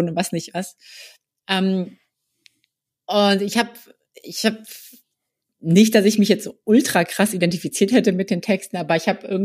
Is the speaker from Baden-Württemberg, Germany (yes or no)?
no; near Kassel, North Hesse, Germany; moved away as an adult; also born or lived in Marburg; now in Hamburg, Germany; ich komme ursprünglich aus der Nähe von Kassel, also in Nordhessen.